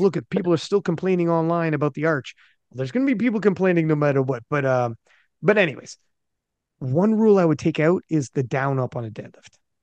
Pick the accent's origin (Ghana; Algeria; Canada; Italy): Canada; I'm Canadian